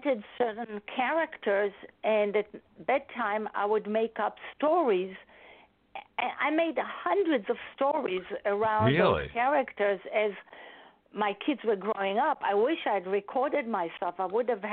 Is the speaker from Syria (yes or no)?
no; Israel; accent: Israeli; English is a second language; moved away as an adult; now in New York, United States; I was born and raised in Israel, and I came to the United States over 40 years ago for my master's degree